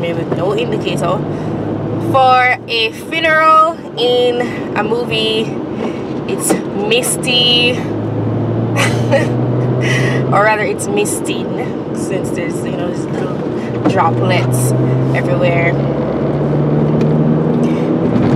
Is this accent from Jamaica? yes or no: yes; Jamaica; moved away; Since I am Jamaican